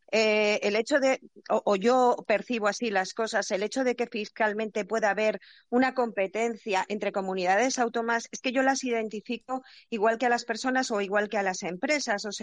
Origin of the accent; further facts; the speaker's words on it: Asturias, Spain; now in Valencia, Spain; desde Valencia, aunque soy asturiana y he vivido en varios sitios.